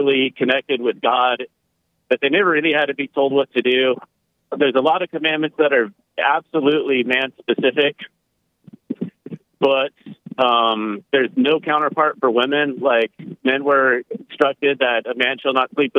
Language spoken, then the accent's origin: English; Tahoe National Forest area, California, United States; now in Texas, United States; I was originally from the Tahoe National Forest area